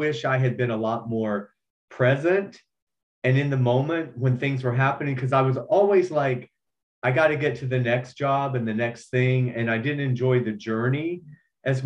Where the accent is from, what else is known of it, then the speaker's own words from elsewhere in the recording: Georgia, United States; I'm from Georgia